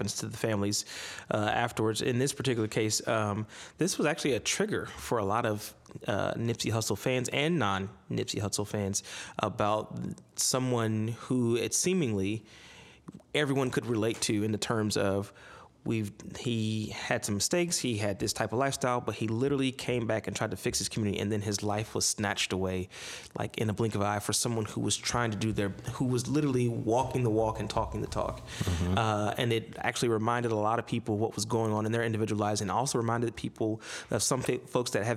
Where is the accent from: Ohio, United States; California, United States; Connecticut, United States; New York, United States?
Ohio, United States; my home state of Ohio